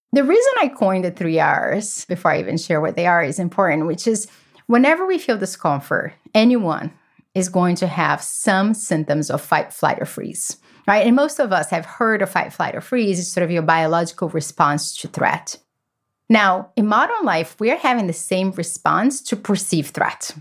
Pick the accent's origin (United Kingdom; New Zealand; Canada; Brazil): Brazil; now in United States; I grew up in Brazil in a family that chaos is the only thing that we knew.